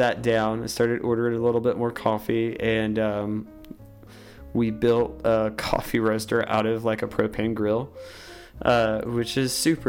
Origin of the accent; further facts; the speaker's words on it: Wilkes, North Carolina, United States; growing up in Wilkes